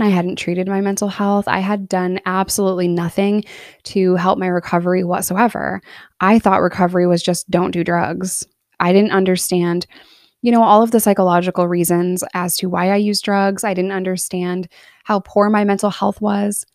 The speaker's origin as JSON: {"language": "English", "region": "New York", "country": "United States", "tie": "born or raised there", "moved": "yes", "lives_now": "Arkansas, United States", "said": "I'm in Arkansas here, but I was born and raised in New York"}